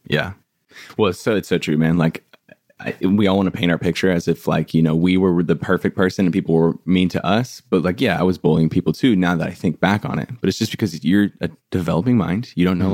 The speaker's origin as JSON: {"language": "English", "town": "San Diego", "region": "California", "country": "United States", "tie": "born or raised there", "moved": "yes", "lives_now": "Los Angeles, United States", "said": "I was born and raised in San Diego in a place called like El Cajon La Mesa area"}